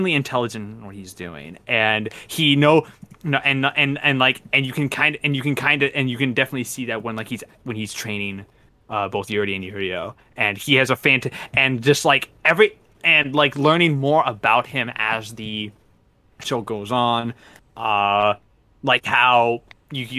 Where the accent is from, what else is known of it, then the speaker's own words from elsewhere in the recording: Canada; we're all Canadian here.